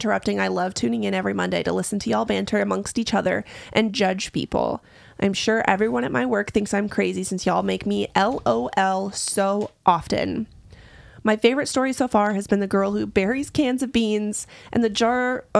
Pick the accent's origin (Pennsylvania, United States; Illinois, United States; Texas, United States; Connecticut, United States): Texas, United States; And I'm from Texas.